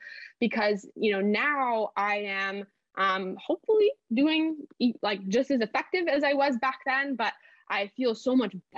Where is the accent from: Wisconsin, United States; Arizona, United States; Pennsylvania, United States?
Wisconsin, United States; Milwaukee; moved away as an adult; also born or lived in Los Angeles; I moved out from Milwaukee to Los Angeles when I was 18, in August of 2018